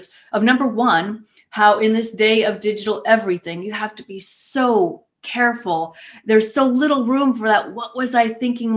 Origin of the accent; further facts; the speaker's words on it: Ohio, United States; back here in my home state of Ohio, in little Youngstown, Ohio